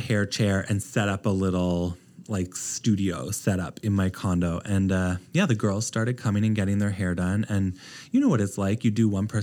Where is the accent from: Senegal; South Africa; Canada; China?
Canada; East Coast of Canada, Atlantic Canada; moved away as an adult; also born or lived in Halifax, Nova Scotia / Toronto; now in Los Angeles, United States; I'm from the East Coast of Canada